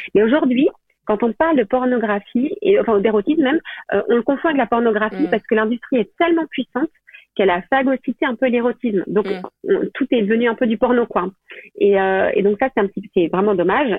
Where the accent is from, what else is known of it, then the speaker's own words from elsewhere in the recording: Belgium; moved away as an adult; now in France; je viens de Belgique, enfin, je suis complètement belge mais j'habite en France, là, depuis, depuis combien de temps Depuis, euh, depuis 8 ans